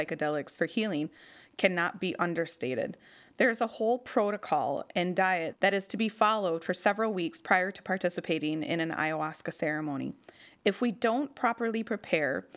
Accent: Pine County, Minnesota, United States; I'm still very much connected to my hometown in Pine County

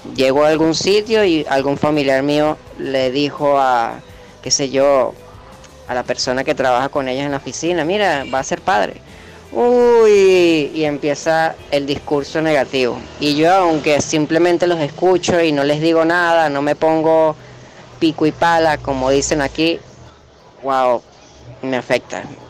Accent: Venezuela; soy de Venezuela

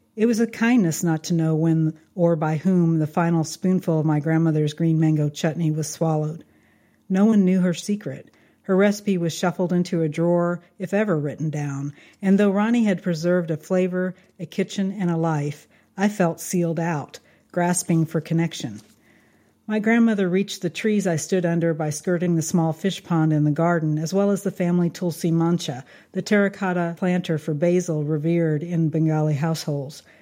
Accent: Kansas, United States; I grew up in Kansas

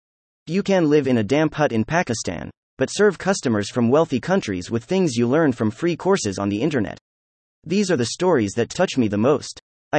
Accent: Berlin, Germany; now in Athens, Greece; I grew up in Berlin, Germany, with an indoor water park just 5 minutes from my house.

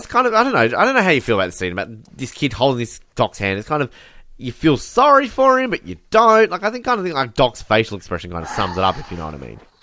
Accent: Australia; growing up as someone in Australia

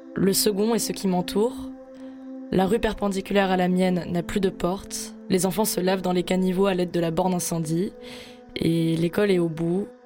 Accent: Marseille, Provence-Alpes-Côte d'Azur, France; je suis marseillaise. J'ai grandi à Belle-de-Mai, le quartier le plus pauvre de la ville

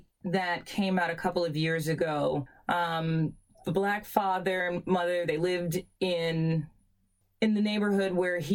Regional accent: New York City, New York, United States; us growing up in Queens and going to boarding school

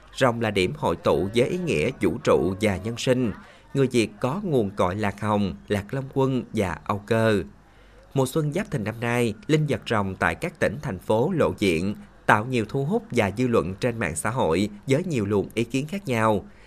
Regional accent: Bến Tre, Vietnam; cái nét đặc biệt riêng của Bến Tre mình

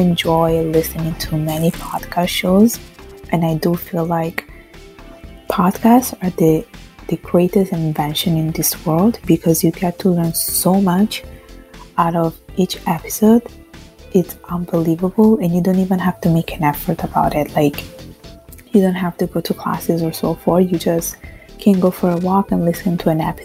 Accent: Italy; now in Montreal, Canada; I was born and raised in Italy from Bengali parents

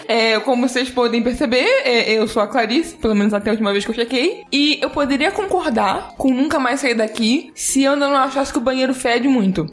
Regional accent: Rio de Janeiro, Brazil; eu sou carioca, morando no Rio a vida inteira

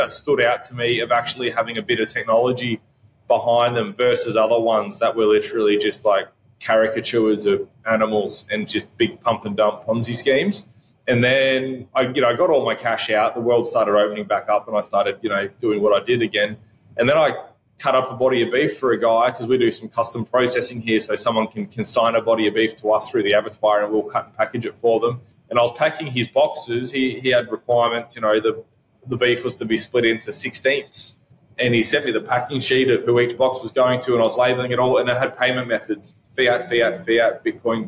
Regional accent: Albury, New South Wales, Australia; my hometown, Albury here

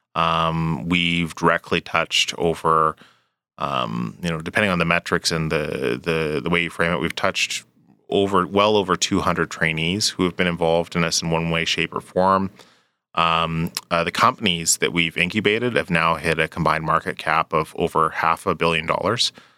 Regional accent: Edmonton, Alberta, Canada; moved away; also born or lived in British Columbia; I grew up in Edmonton. I, I actually, it was a return home

